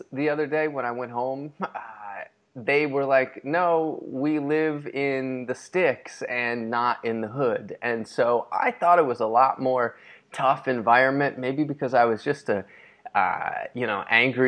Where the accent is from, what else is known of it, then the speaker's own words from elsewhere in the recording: New York, United States; moved away as an adult; also born or lived in Rhode Island; I come from New York to Puritan New England